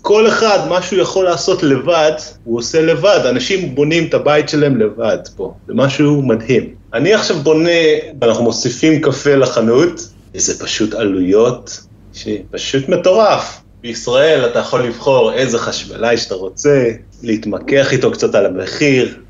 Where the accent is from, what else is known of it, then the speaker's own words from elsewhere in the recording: Israel; moved away as an adult; also born or lived in Norway; now in Lærdal area, Norway; אני כאילו באתי לנורבגיה, ישראלי